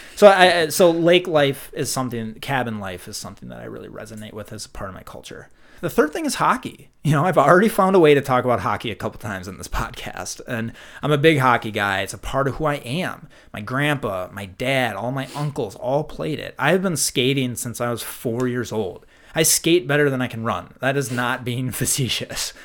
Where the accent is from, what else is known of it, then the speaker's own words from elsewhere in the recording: Minnesota, United States; accent: Minnesota; I love my Minnesota accent